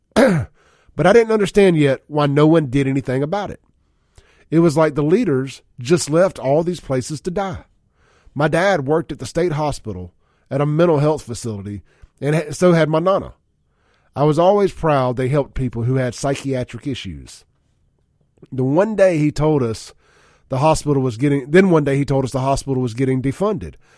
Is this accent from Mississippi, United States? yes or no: yes; Jackson, Mississippi, United States; the street I grew up in in South Jackson